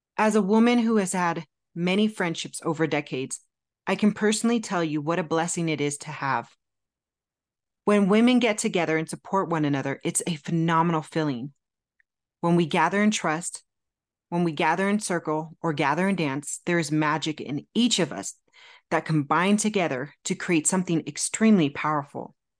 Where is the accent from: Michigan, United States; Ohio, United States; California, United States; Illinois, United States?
California, United States; moved away as an adult; also born or lived in Phoenix, Arizona; I'm originally from California, born and raised, but Arizona stole my heart in my early twenties